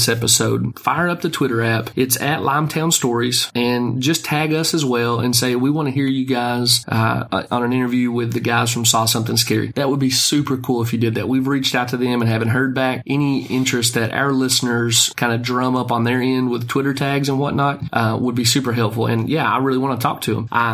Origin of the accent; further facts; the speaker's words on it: Sparta, Tennessee, United States; we're natives of Sparta, Tennessee, lived here a great portion of our lives